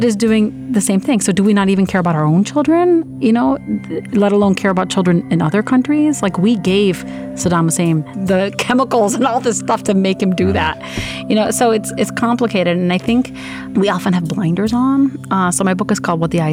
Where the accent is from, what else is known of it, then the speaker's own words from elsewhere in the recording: Sheffield, Yorkshire and the Humber, United Kingdom; also born or lived in Iraq; now in United States; I've grown up with metals in Sheffield, England, which is a steel town, very much like Pittsburgh